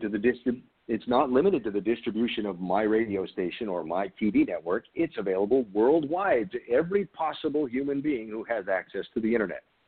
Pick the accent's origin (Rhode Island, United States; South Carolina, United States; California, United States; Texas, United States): Rhode Island, United States; I grew up in Rhode Island, which is between Boston and New York